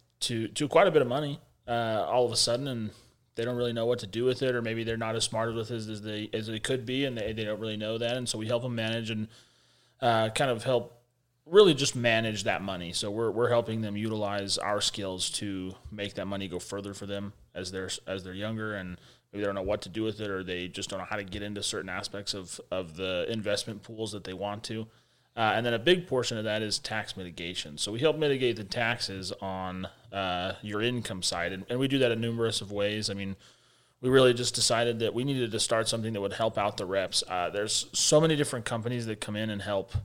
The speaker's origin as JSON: {"language": "English", "town": "Magna", "region": "Utah", "country": "United States", "tie": "born or raised there", "said": "we grew up in Utah, so we're from Salt Lake City, Utah, but we grew up in a little subsidiary section in a net called Magna, super far west"}